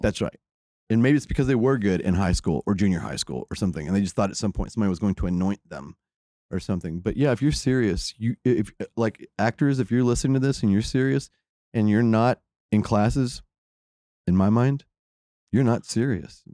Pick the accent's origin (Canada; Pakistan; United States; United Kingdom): United States; growing up in America